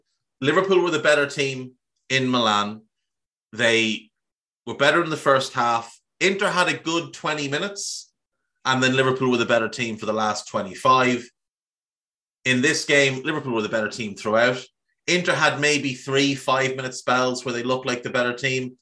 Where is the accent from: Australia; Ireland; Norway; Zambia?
Ireland; if you grew up in Ireland when I grew up in Ireland